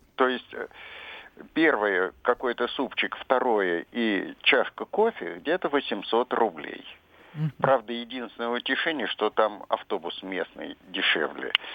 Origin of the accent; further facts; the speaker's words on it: Moscow, Russia; Я старый москвич, и мне уже скоро 80